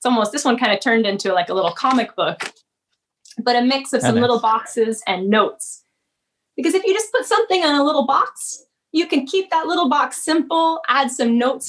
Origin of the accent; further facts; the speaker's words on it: Seattle, Washington, United States; also born or lived in Northfield, Minnesota; being born and raised in Seattle